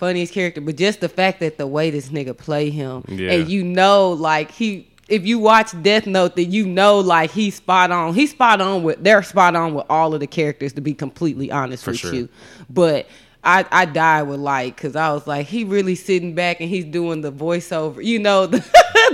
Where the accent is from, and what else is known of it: Texas, United States